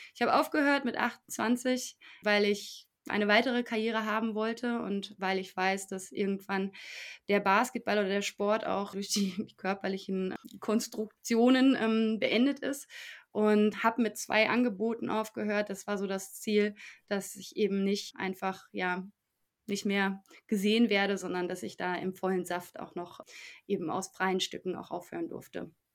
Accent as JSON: {"language": "German", "town": "Paderborn", "region": "North Rhine-Westphalia", "country": "Germany", "tie": "born or raised there", "said": "in Paderborn, meiner Heimatstadt"}